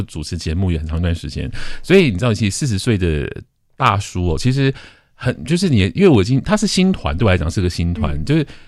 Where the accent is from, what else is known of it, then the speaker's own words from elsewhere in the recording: Taiwan; 我们台湾